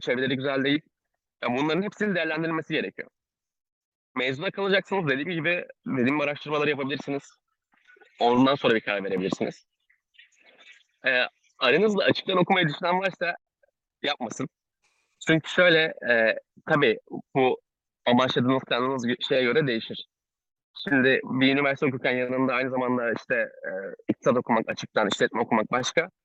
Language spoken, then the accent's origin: Turkish; Ankara, Turkey; moved away as an adult; now in Istanbul, Turkey; ben Ankaralıyım